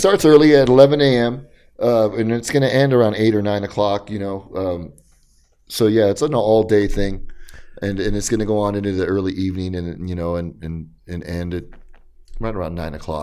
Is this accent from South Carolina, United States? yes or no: no; Riverside, California, United States; also born or lived in East Los Angeles, California / Santa Ana, California; I'm from Los Angeles, but I was raised in, in, in, in Riverside